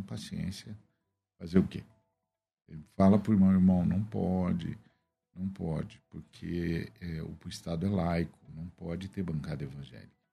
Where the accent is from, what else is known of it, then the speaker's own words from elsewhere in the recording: Guarulhos, São Paulo, Brazil; moved away as an adult; Guarulhos é a cidade onde eu cresci. meu ah, pai ah, chegou em Guarulhos eu tinha seis anos e só saí de lá com 25.